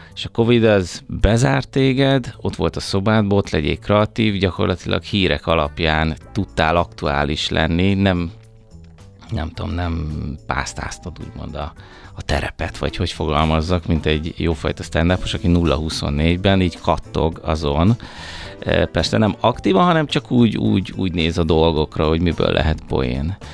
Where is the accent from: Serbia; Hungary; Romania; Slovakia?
Hungary; Budapest; én Pesti vagyok, én budapesti vagyok